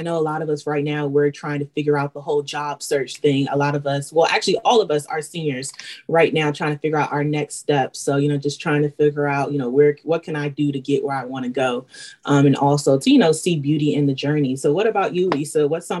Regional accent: Bowie, Maryland, United States; I'm also from Bowie, Maryland. So that's about an hour away from Baltimore.

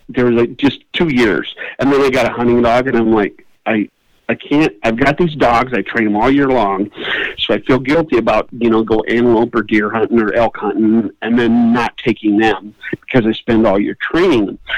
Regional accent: Iowa, United States; moved away; growing up in Iowa

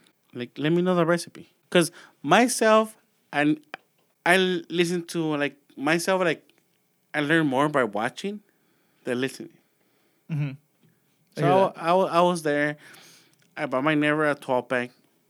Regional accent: Los Angeles, California, United States; I grew up in Boyle Heights.

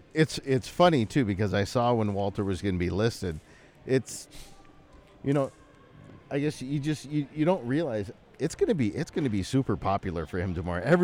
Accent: Brantford, Ontario, Canada; I'm from Brantford.

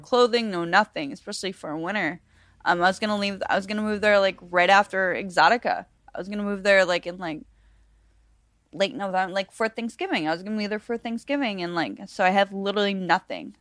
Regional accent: Buffalo, New York, United States; now in Las Vegas, United States; I'm from Buffalo, New York originally

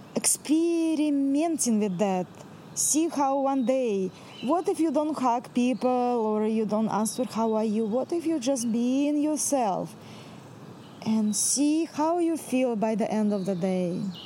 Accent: Central Russia, Russia; English is a second language; now in Mount Shasta, United States; I'm from Russia. I'm full blood Russian from the center of Russia, where the three countries connected together

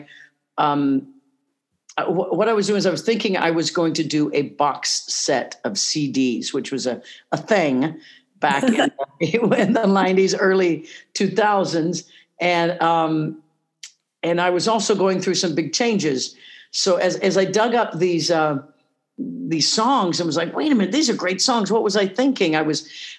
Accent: Leavenworth, Kansas, United States; moved away as an adult; I grew up in Leavenworth, Kansas

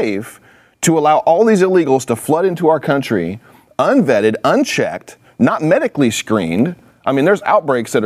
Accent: California, United States; I'm from California

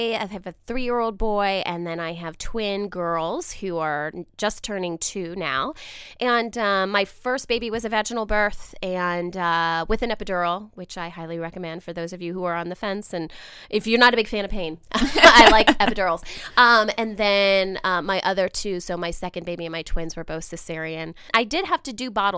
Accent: Ohio, United States; moved away; I am an Ohio native

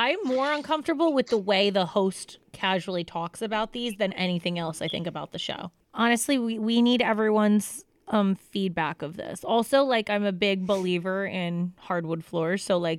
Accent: United States; also born or lived in New York; I'm from Jersey and New York

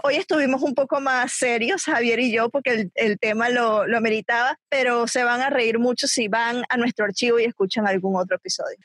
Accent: Venezuela; moved away as an adult; now in United States; yo soy venezolana. Eh, salí del país en el 2007. Me vine aquí a vivir a Estados Unidos

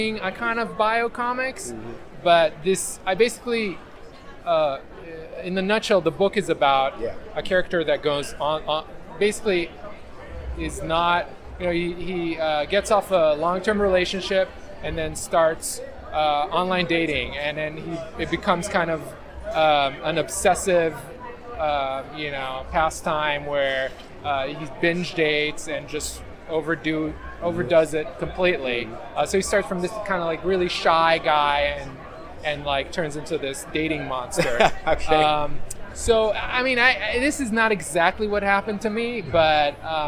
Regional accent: Israel; moved away as an adult; now in New York, United States; I'm originally from Israel. And in Israel, I did comics, too. I had a few books published when I was a teenager

